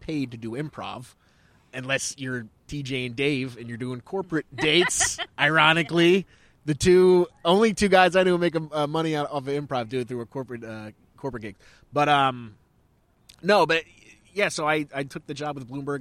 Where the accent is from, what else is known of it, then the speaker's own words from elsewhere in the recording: Pennsylvania, United States; now in New York, United States; I come from Pennsylvania, and I, I didn't move to New York